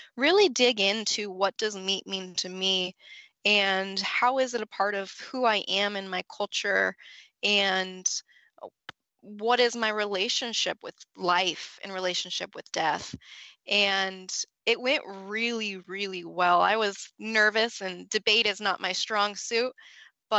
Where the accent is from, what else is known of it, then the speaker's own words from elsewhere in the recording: Colorado, United States; moved away as an adult; also born or lived in Fort Collins, Colorado; now in Georgia, United States; I grew up in Colorado